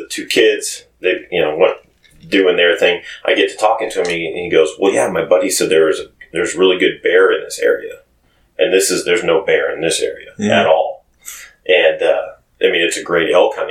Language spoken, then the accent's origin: English; Cascade, Idaho, United States; I grew up in Cascade